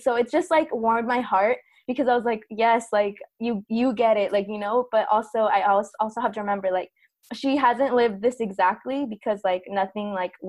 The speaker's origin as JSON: {"language": "English", "region": "southern Mexico", "country": "Mexico", "lives_now": "United States", "said": "we are indigenous from Southern Mexico, and like given a lot of the different movements and stuff"}